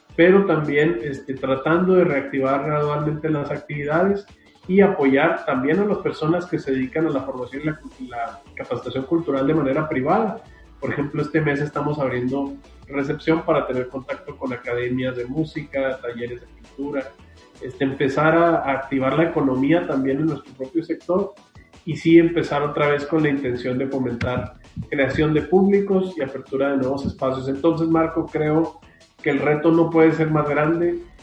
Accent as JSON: {"language": "Spanish", "town": "Hidalgo del Parral", "region": "Chihuahua", "country": "Mexico", "tie": "born or raised there", "said": "a la gente de Parral, de donde soy originario"}